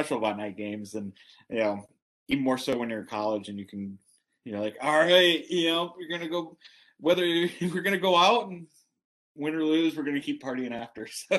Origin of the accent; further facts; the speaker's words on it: Buffalo, New York, United States; moved away; also born or lived in Columbus, Ohio; I'm being from Buffalo